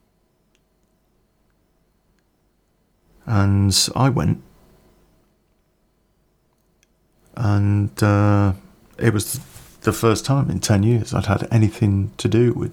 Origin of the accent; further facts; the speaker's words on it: Coventry, West Midlands, United Kingdom; I came from Coventry